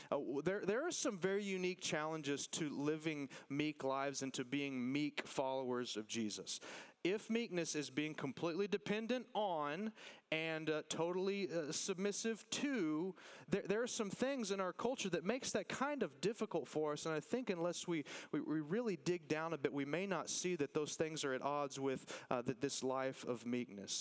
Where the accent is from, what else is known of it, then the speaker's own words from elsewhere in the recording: Texas, United States; listen, I love being a Texan